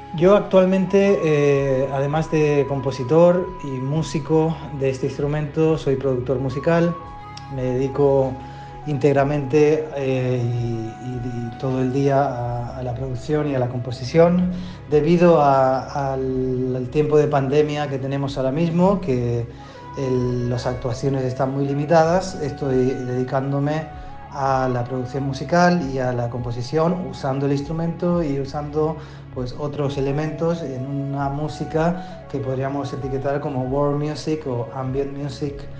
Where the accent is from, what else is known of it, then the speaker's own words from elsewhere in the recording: Spain; moved away as an adult; also born or lived in Argentina / Japan; con mi familia eh, nos, mudamos a España, fue el país donde me crié, eh, hasta los aproximadamente 20 años